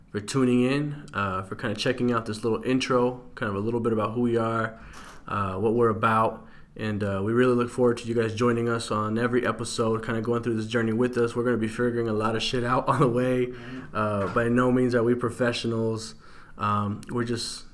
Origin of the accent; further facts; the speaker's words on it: California, United States; moved away as an adult; also born or lived in Utah; now in Salt Lake City, United States; I'm actually a transplant to Utah. I'm from California, but I've been here a couple years.